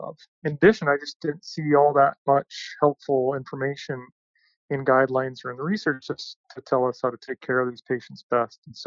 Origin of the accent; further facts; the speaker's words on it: Minnesota, United States; moved away as an adult; also born or lived in North Carolina / Chicago, Illinois; now in Utah, United States; I grew up in Minnesota.